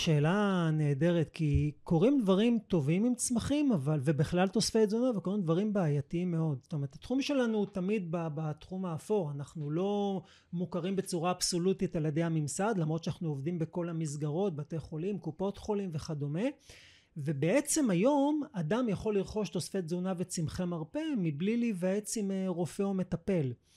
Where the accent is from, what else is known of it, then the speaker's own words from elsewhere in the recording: Israel; שבאתי מישראל